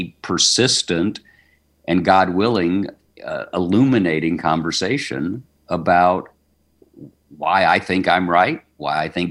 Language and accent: English; the South, United States; I'm a Southerner.